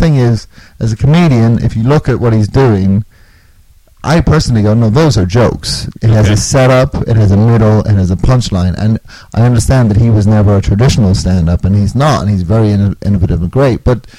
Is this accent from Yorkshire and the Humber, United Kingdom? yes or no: no; Northern Ireland, United Kingdom; also born or lived in Australia / London; now in Chicago, United States; I was born in Australia, I grew up in Northern Ireland, then I moved to London, and then I finally wound up in the States about 10 years ago.